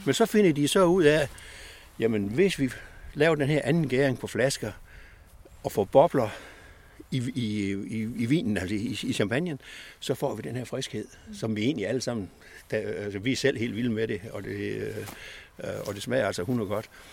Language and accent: Danish; West Jutland, Central Denmark Region, Denmark; moved away as an adult; vi er oprindeligt vestjyder